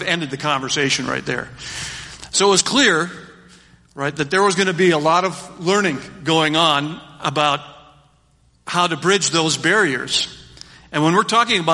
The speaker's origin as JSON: {"language": "English", "region": "Minnesota", "country": "United States", "tie": "born or raised there", "also_born_or_lived": "Philippines", "said": "I grew up in the church here"}